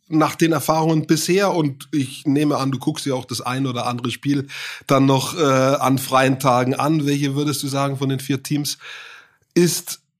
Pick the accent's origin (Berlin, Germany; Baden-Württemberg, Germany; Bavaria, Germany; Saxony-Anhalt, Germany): Bavaria, Germany; Hof; war das schon mal eine Kunst zu wissen als Franke. Ähm, ich komme aus Hof ursprünglich, überhaupt zu wissen, wo das ist.